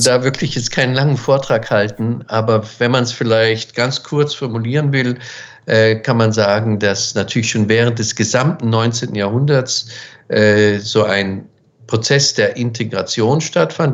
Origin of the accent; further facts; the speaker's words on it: Weiden, Bavaria, Germany; also born or lived in Munich / Washington; ich spreche jetzt von den 70er Jahren, wo ich aufgewachsen bin in Weiden